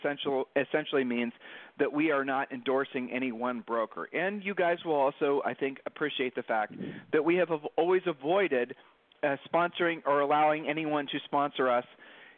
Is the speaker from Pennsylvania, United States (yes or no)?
no; Columbus, Ohio, United States; we're from Columbus, Ohio.